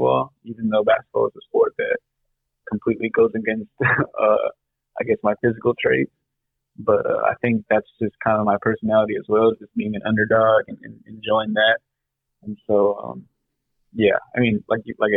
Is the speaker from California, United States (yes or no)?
yes; Whittier, California, United States; Yeah, I'm born and raised in Whittier. Went to elementary and middle school in Whittier.